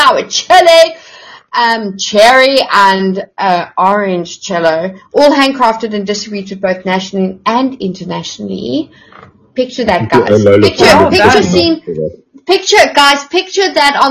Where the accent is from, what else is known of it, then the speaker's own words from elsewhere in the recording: South Africa; I, as a South African